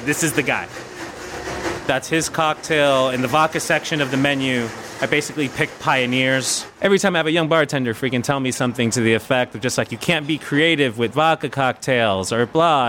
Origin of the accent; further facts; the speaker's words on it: New York City, New York, United States; I grew up in the South Bronx